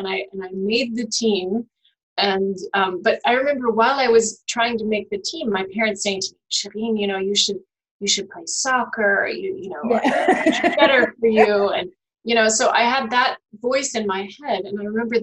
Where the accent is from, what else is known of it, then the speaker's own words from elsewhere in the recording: Virginia, United States; I grew up in Virginia, but I have German parents.